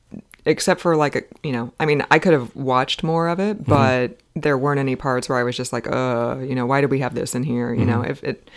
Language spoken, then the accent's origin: English; United States; I'm an American citizen, I'm a taxpayer